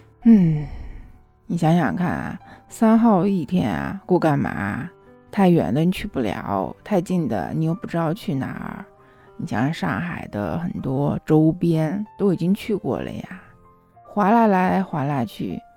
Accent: China; 那我们中国人就有一个特色嘛，就是有钱了干啥？盖房子。

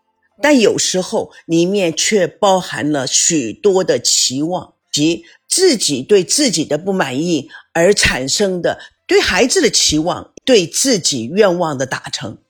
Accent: United States; 我从美国来，中国的方式，美国的方式，对于亲人和朋友之间的一种情感以及看法，真的会很不一样。

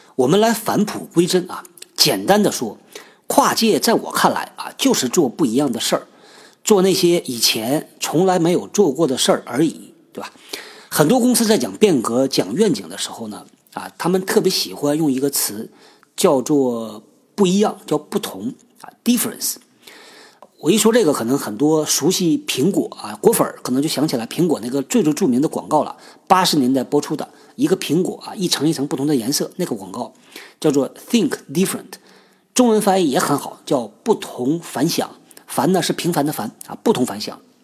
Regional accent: China; 我们中国人呢，就有这传统

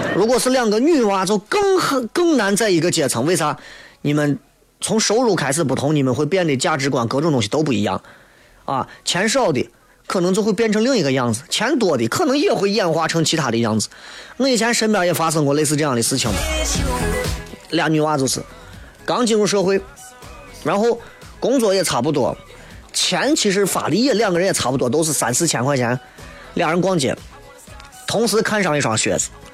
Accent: Xi'an, Shaanxi, China; accent: Xi'an dialect; 我们西安话为主的脱口秀广播节目《笑声雷雨》，

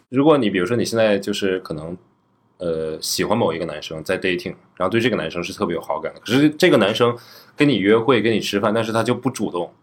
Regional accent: Northeast China, China; 我作为一个土生土长的东北人

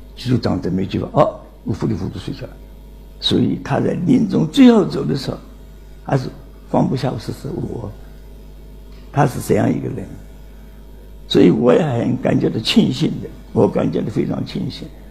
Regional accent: Nancheng, Jiangxi, China; moved away; 今年九十二岁，江西南城人

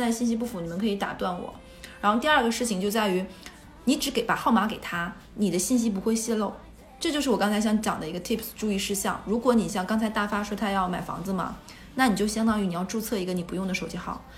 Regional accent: northern China, China; now in Shanghai, China; 我是北方人

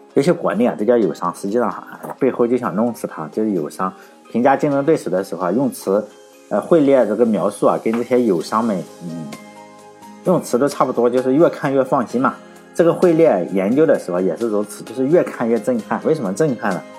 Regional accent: Shandong, China; 我老家是山东的

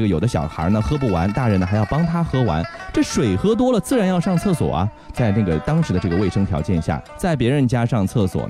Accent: Shanghai, China; 对我们上海人来说呢，这用马桶呢，呃，也不算是一个不熟悉的事儿，

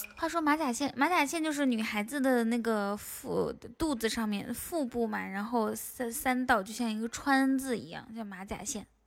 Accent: Ganqika, Inner Mongolia, China; now in Shanghai, China; 我才不是海拉尔人呢，我是内蒙古自治区科尔沁左翼后旗甘旗卡镇满斗村的。

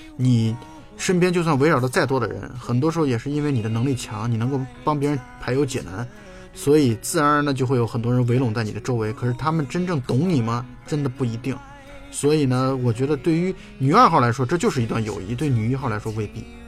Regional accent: China; 我们中国人

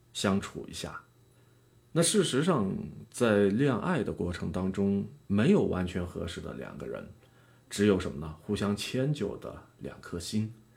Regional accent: Yunnan, China; 用咱们云南话说的

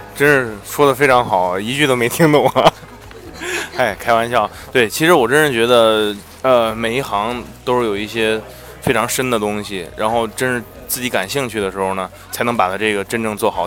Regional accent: China; moved away as an adult; now in United States; 我们中国人

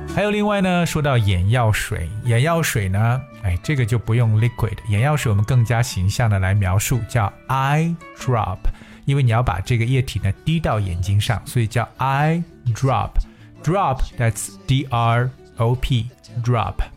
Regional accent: China; 在我们中国人的眼中呢

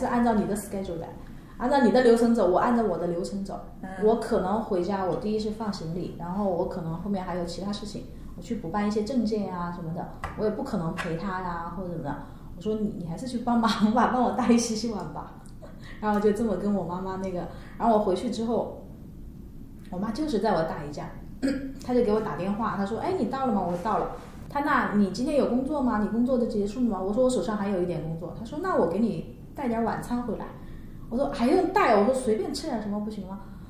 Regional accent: northern China, China; now in Shanghai, China; 因为我在北方嘛，家里供暖，不像上海。

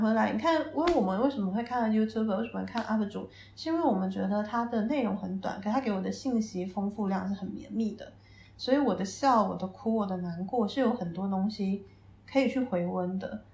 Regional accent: Taiwan; moved away as an adult; now in Beijing, China; 我算是土生土长的台湾小孩

